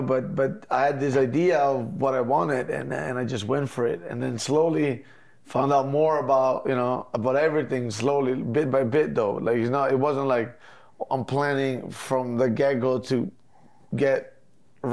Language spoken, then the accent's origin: English; Mezzocorona, Trentino-Alto Adige, Italy; moved away; I come from Mezzo Corona, it's like a 5,000 people village basically.